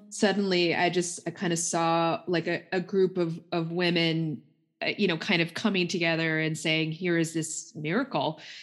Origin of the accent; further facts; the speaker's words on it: United States; myself being Indian American